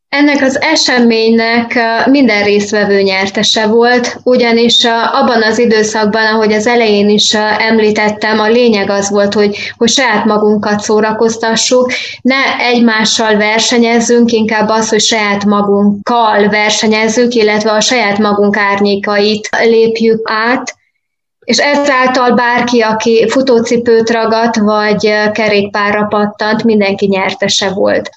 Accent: Transylvania, Romania; moved away as an adult; also born or lived in Budapest, Hungary; now in Germany; én Erdélyben születtem, ott is nőttem fel

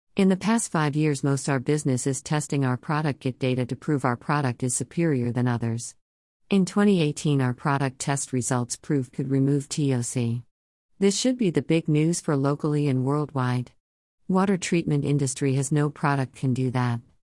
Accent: China; English is a second language; moved away as an adult; also born or lived in Shanghai, China / Germany; now in Alexandria, Virginia, United States; I born in China

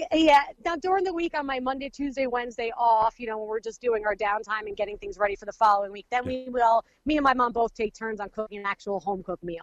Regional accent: United States; We, we live in Wayne County, um, both my parents, myself, and my children, my husband

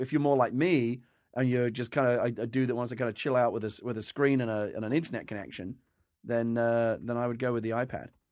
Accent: England, United Kingdom; now in United States; I was a tea drinker as an English person for many years, and, and since I moved to America

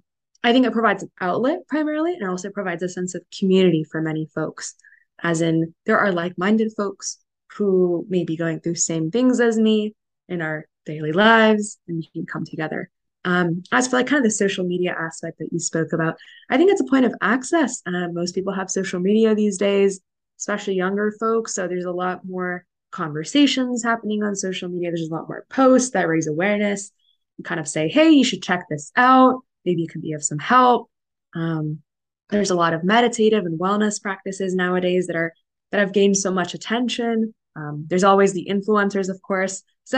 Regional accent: South India, India; Being South Indian, and there's a lot of things that are in a lot of the literature from ancient times

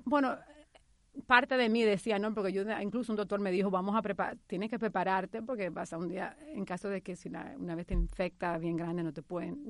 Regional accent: Dominican Republic; moved away as an adult; also born or lived in New York; now in United States; hace 16 años cuando inmigré de la República Dominicana a Nueva York

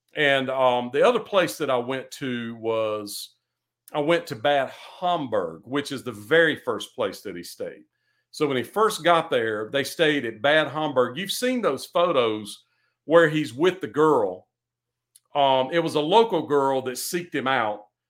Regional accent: United States; I'm an American

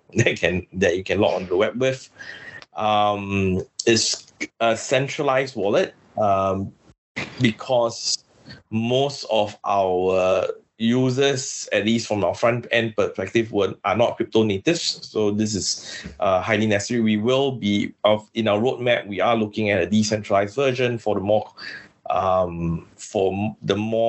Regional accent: Singapore; also born or lived in Philippines; I'm from Singapore.

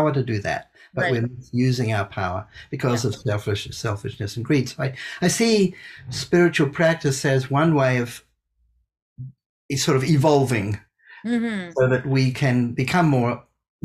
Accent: New Zealand; moved away as an adult; also born or lived in India; I grew up in New Zealand

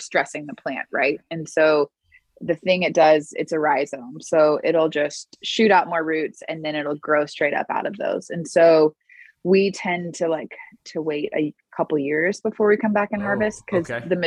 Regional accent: Houston, Texas, United States; I grew up in Houston

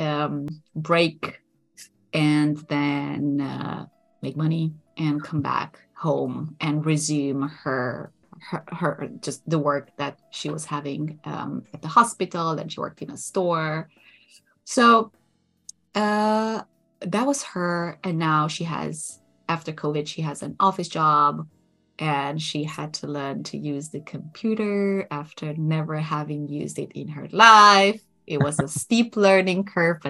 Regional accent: Romania; moved away as an adult; also born or lived in Germany / Barcelona, Spain; now in Netherlands; We grew up in Romania, and I was born in 86.

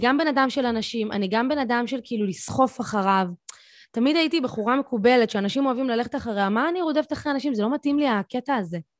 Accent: Tel Aviv, Tel Aviv District, Israel; הייתי ילדה צפונבונית תל אביבית

